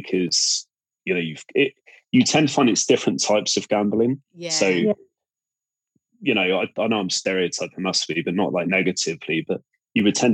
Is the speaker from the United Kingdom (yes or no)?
yes; Cornwall, South West England, United Kingdom; accent: Cornish; I'm from Cornwall